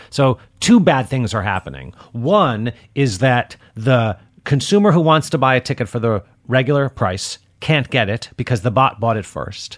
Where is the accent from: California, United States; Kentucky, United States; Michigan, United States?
Michigan, United States; Detroit; And I'm from Detroit